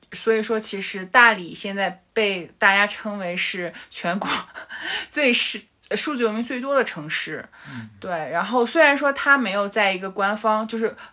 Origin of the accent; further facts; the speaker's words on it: Dalian, Liaoning, China; moved away as an adult; also born or lived in Australia / Beijing / Shanghai; now in Dali, China; 我是大连人，然后其实前十八年都在大连嘛，然后之后嗯哼。本科是在辽宁读的，然后我硕士其实是到了澳洲，然后读了会计专业，对，嗯。管理会计专业